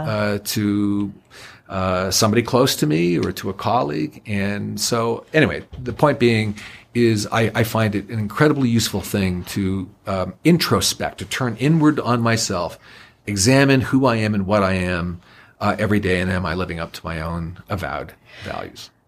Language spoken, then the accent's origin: English; Niagara Falls, Ontario, Canada; I was born and raised in the honeymoon capital of the world, Niagara Falls